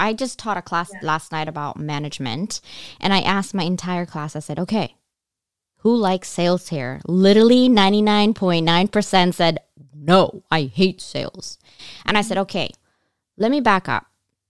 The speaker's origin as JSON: {"language": "English", "region": "California", "country": "United States", "said": "But then I moved back to California, because I'm from California."}